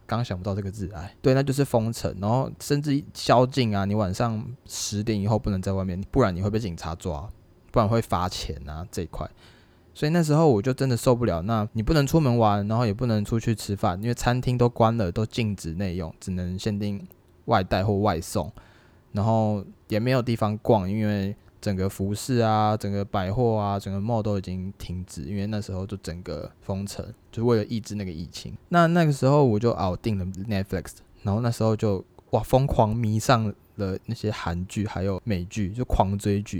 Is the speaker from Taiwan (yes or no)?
yes; Taiwan; 对我们台湾人来说，对华人来说